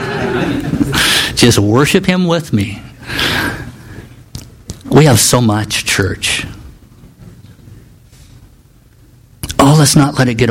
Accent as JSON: {"language": "English", "region": "Nebraska", "country": "United States", "tie": "born or raised there", "also_born_or_lived": "Kansas / Juneau, Alaska", "moved": "as an adult", "said": "I grew up in Nebraska"}